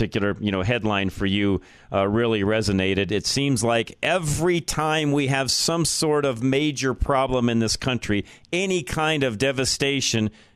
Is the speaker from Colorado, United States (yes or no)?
yes; Colorado, United States; I've been in Colorado 58 years. I've watched it even here in my home state